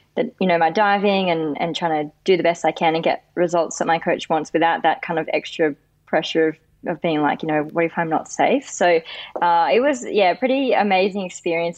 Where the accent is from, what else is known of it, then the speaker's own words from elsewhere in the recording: Sydney, New South Wales, Australia; I live in Western Sydney, and I grew up here